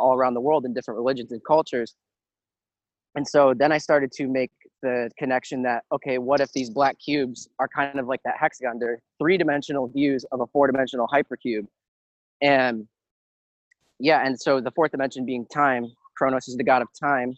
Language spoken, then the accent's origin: English; Ohio, United States; I live in Ohio